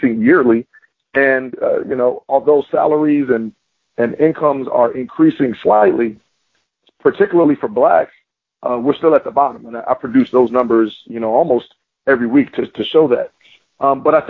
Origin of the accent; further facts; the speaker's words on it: Philadelphia, Pennsylvania, United States; moved away as an adult; also born or lived in Florida; I'm from Philadelphia, I went to school in Florida